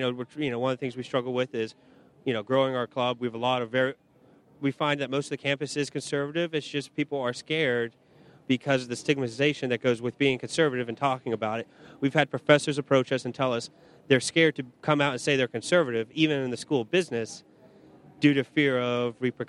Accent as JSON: {"language": "English", "region": "Pennsylvania", "country": "United States", "said": "I'm from Pennsylvania, Penn State Barron, up in Erie, Pennsylvania, of all places."}